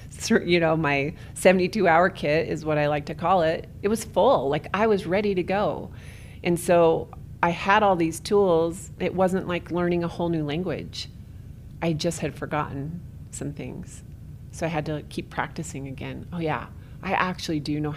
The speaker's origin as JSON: {"language": "English", "town": "St. George", "region": "Utah", "country": "United States", "tie": "born or raised there", "lives_now": "Orem, United States", "said": "I went to my hometown of St. George, Utah"}